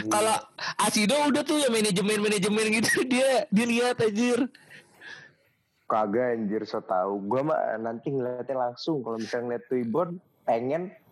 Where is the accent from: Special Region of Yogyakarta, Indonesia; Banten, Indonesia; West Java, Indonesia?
West Java, Indonesia; Bogor; gue dari Bogor.